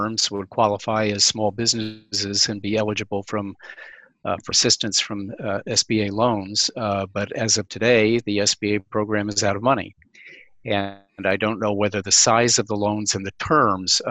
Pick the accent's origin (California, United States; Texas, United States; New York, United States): New York, United States; Albany; I grew up in Albany, New York